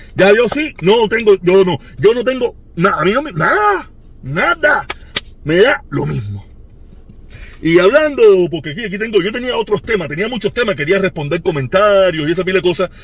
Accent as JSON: {"language": "Spanish", "country": "Cuba", "said": "nosotros los cubanos"}